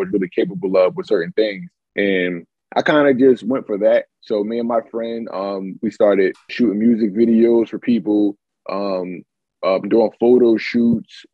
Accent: Philadelphia, Pennsylvania, United States; I'm from Philly

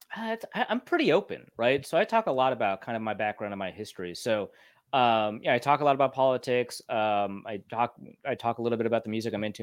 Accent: Grand Forks, North Dakota, United States; moved away; also born or lived in Minnesota; I grew up in Grand Forks, North Dakota before I moved to Minnesota

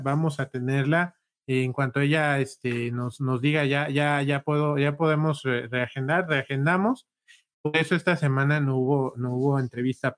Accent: Huajuapan de León, Oaxaca, Mexico; nosotros somos de Guajuapan

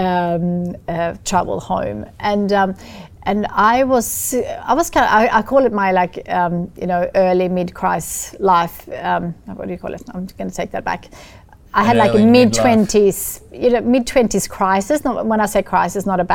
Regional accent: Sweden; accent: Swedish; English is a second language; moved away; I grew up in Sweden in a very lovely family farm

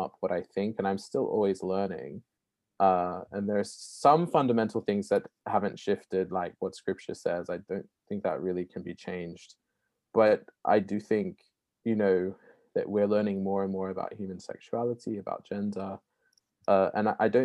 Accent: Australia; now in Oxford, United Kingdom

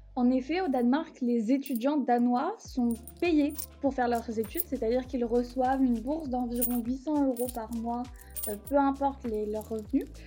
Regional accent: Paris, Île-de-France, France; moved away as an adult; now in Copenhagen, Denmark; je suis parisienne, j'ai vécu à Paris, j'ai grandi à Paris, j'ai fait mes études à Paris

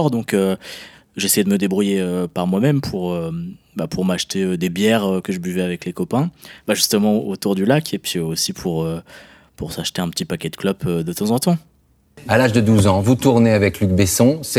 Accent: France; moved away; moi, moi, je suis français, hein. vraiment. Même si je vis à l'étranger, je suis français, je reste français quoi qu'il arrive. Je suis très, très, très attaché à la France.

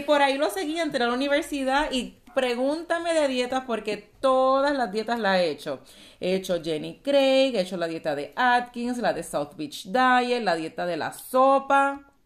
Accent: Puerto Rico; moved away as an adult; now in Texas, United States; nací, y me crié en Puerto Rico

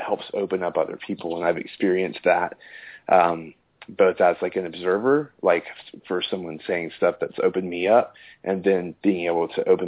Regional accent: Austin, Texas, United States; I'm from Austin, Texas

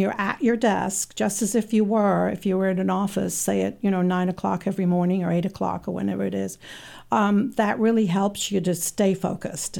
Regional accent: England, United Kingdom; now in Saint Louis, United States; I was born in England.

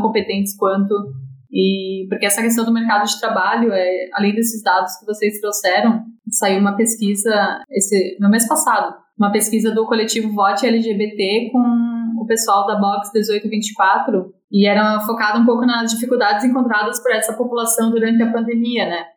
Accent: Santa Catarina, Brazil; now in Florianópolis, Brazil; Sou catarinense, sou de, eu moro em Florianópolis

